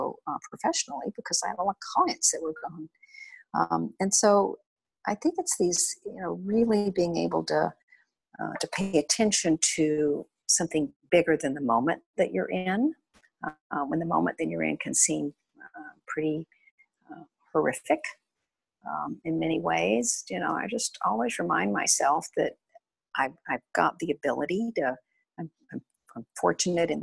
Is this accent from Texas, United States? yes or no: yes; West Texas, United States; I grew up in West Texas in oil fields